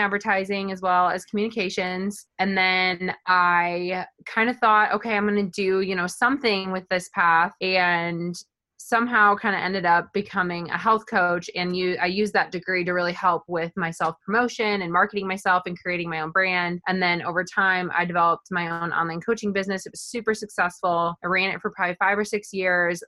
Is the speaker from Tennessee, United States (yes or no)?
no; Oregon, Illinois, United States; moved away as an adult; now in St. Louis, United States; I am originally from Northern Illinois. I grew up on a farm in a really small town called Oregon, Illinois.